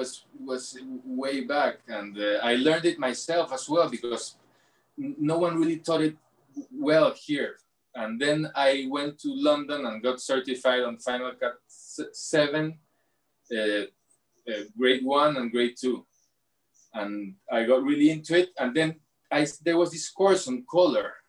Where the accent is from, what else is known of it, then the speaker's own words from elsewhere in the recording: Lima, Peru; I'm from Lima, born in Lima, in Miraflores